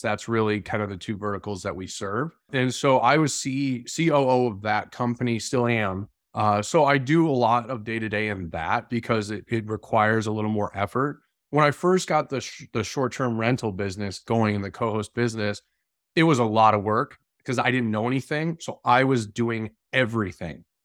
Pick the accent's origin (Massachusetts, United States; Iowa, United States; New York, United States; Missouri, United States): Massachusetts, United States; I grew up in Massachusetts.